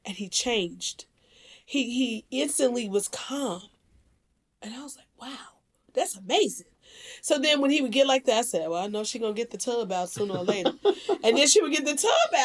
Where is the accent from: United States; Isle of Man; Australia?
United States; Dixmoor, Illinois; we grew up in Dixmoor, Illinois